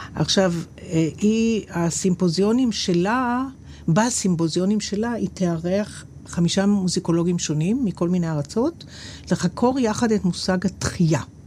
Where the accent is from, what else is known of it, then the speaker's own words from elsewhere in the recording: Israel; אני מישראל